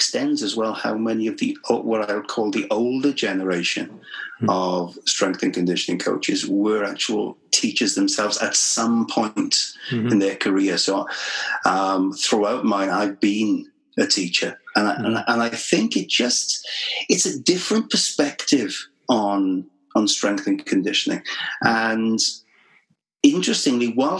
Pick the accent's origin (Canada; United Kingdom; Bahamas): United Kingdom; Mid Wales; I grew up in Wales. I'm one of those classic Welsh people who's never really left.